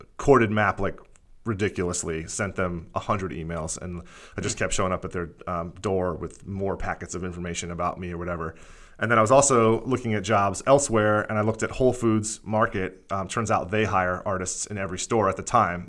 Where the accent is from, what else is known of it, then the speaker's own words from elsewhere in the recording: Bethlehem, Pennsylvania, United States; moved away as an adult; also born or lived in Philadelphia; I was born in Pennsylvania. Um, I grew up in, like, right outside of Philadelphia in a town called Bethlehem